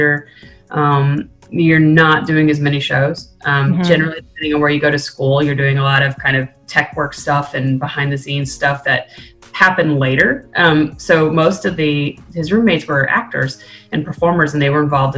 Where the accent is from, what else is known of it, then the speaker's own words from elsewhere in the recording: Blacksburg, Virginia, United States; also born or lived in Norfolk, Virginia; Blacksburg, which is where Virginia Tech is my hometown. I moved there when I was a child. So I did middle school, high school, and then undergrad